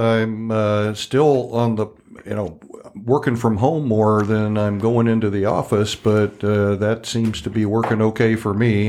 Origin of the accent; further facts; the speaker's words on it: Indiana, United States; moved away; moving back to my home state of Indiana